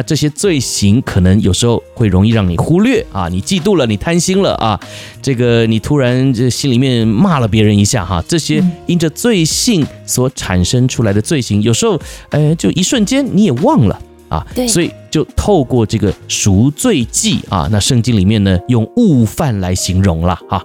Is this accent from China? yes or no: no; Taiwan; 我们台湾人